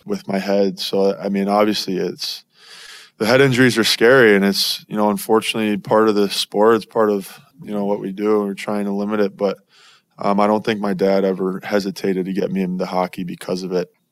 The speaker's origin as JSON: {"language": "English", "region": "Florida", "country": "United States", "tie": "born or raised there", "moved": "as an adult", "lives_now": "Arizona, United States", "said": "growing up in Florida"}